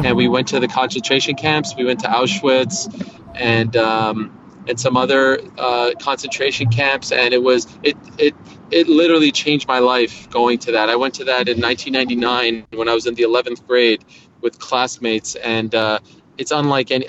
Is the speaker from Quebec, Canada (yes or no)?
yes; Montreal, Quebec, Canada; moved away as an adult; also born or lived in Syracuse; I grew up at I grew up in Montreal